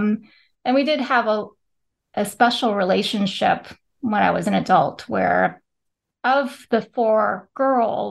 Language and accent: English; California, United States; born or raised there; moved away as an adult; also born or lived in Philippines; now in Pennsylvania, United States